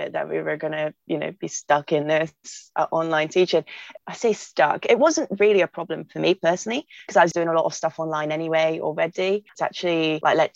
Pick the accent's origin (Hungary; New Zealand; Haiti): Hungary; now in Bristol, United Kingdom; I'm originally from Hungary, but moved to England to kind of help me have a better future